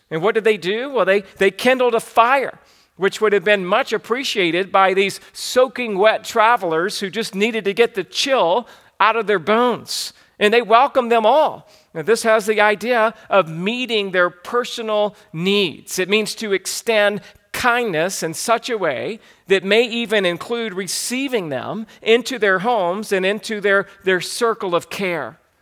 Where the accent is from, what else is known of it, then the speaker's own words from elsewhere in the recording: the South, United States; growing up in the South, we would sometimes make great fires outside.